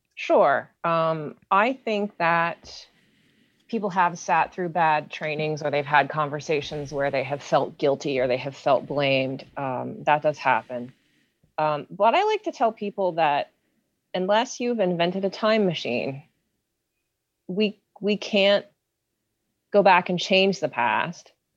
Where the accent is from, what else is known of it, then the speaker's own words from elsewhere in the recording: Hopewell Township, Pennsylvania, United States; now in Pittsburgh, United States; I grew up in Beaver County. I grew up in Hopewell Township